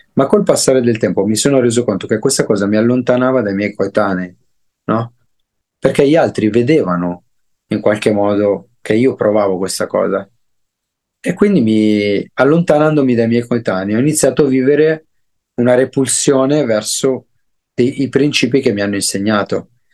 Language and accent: Italian; Nova Milanese, Lombardy, Italy; also born or lived in Desio; io sono cresciuto a Nova Milanese, un paesino in Brianza. Sono nato a Desio, ma sono cresciuto a Nova Milanese.